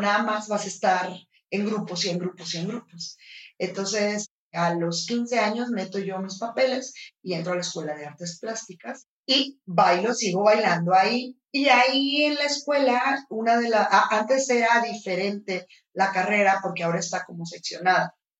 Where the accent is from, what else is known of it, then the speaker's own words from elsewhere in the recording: Los Mochis, Sinaloa, Mexico; now in Guadalajara, Mexico; yo vivía en, Ciudad, de Los Mochis, en Sinaloa